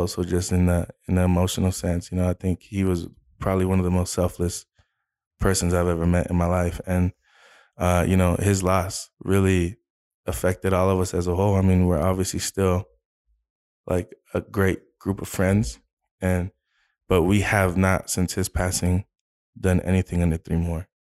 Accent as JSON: {"language": "English", "region": "Arizona", "country": "United States", "tie": "born or raised there", "also_born_or_lived": "California", "said": "I was, I was born in California, uh, but then when I was about two and, two years old, uh, uh, my family, we moved to Arizona. So, I was raised here. So, I grew up in Arizona"}